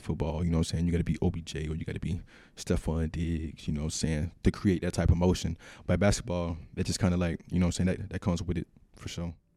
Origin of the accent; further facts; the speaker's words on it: Georgia, United States; moved away as an adult; also born or lived in Minnesota; because being from the South, I'm from Georgia, but I grew up in a country town, small town.